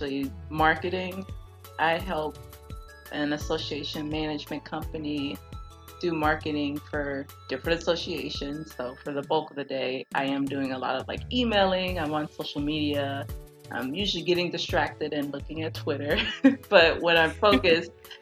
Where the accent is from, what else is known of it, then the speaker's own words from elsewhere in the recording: Houston, Texas, United States; I grew up in Houston, Texas.